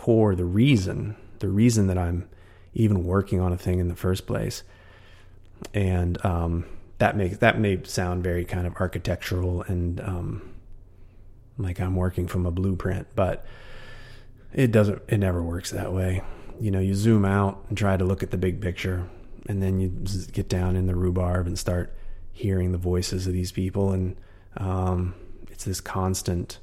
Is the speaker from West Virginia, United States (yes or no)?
yes; West Virginia, United States; moved away as an adult; now in San Francisco, United States; my hometown back in West Virginia